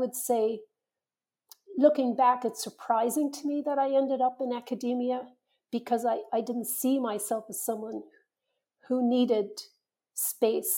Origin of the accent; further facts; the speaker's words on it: Ireland; moved away; When I was growing up in Ireland, I think it was very much a culture where you did what you were told